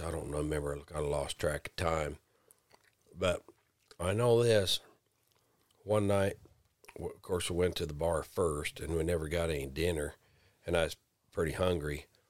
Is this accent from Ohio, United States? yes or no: no; Flying D Ranch, Montana, United States; the Cowboys I grew up around on the Flying D Ranch